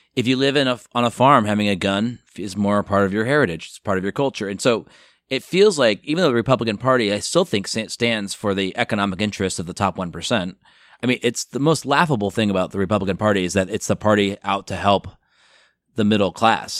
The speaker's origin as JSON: {"language": "English", "region": "outside of New York City", "country": "United States", "tie": "born or raised there", "also_born_or_lived": "Chicago", "moved": "yes", "lives_now": "Los Angeles, United States", "said": "I grew up outside of New York City"}